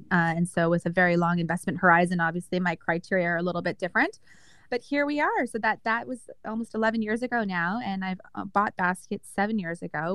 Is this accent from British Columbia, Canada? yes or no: no; Calgary, Alberta, Canada; moved away as an adult; also born or lived in Toronto / Kingston / Boston; I was born and raised in Calgary, Alberta